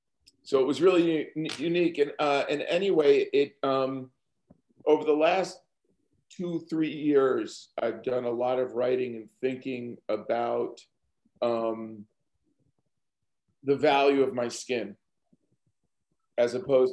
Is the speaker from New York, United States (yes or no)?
yes; Greenburgh, New York, United States; I grew up in Greenberg, New York, which is in Hartsdale's in Greenberg, New York.